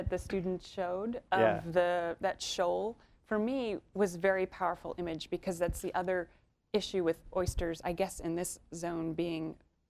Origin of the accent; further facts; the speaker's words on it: Annapolis, Maryland, United States; I was raised in the Annapolis, Maryland area